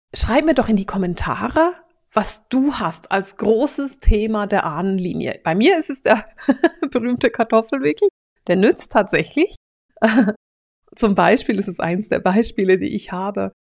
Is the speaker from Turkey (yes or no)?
no; Switzerland; ich bin Schweizerin